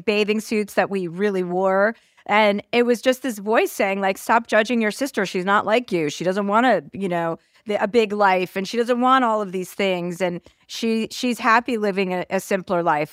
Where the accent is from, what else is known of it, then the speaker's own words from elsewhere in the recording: Martha's Vineyard, Massachusetts, United States; I grew up in Martha's Vineyard